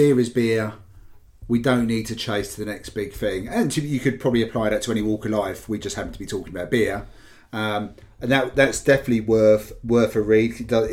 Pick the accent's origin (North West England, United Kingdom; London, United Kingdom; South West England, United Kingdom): London, United Kingdom; being a Londoner and somebody who works in London